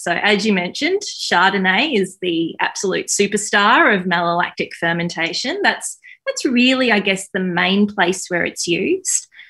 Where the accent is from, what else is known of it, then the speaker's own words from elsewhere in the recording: Queensland, Australia; now in Melbourne, Australia; I was from Queensland.